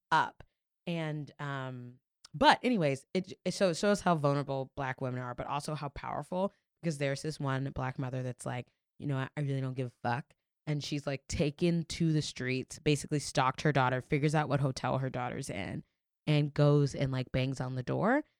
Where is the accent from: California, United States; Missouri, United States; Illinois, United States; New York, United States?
New York, United States; also born or lived in Florida; as a New Yorker